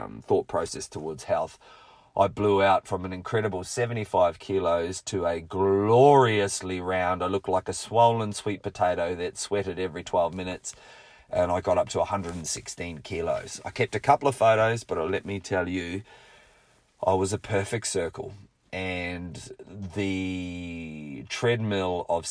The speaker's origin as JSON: {"language": "English", "town": "Rotorua", "region": "Bay of Plenty", "country": "New Zealand", "tie": "born or raised there", "said": "my hometown of Rotorua"}